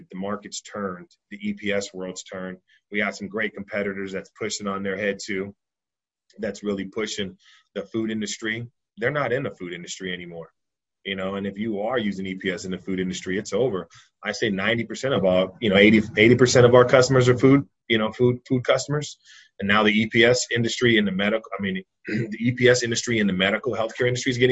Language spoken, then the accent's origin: English; Richmond, California, United States; I'm from Richmond, California